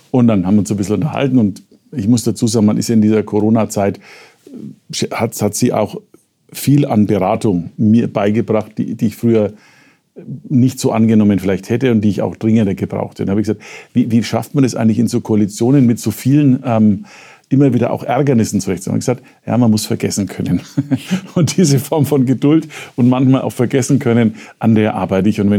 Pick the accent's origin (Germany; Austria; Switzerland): Germany; Nuremberg, Bavaria; now in Munich, Germany; Jedenfalls im Vergleich zum Nürnberg, wo ich herkomme.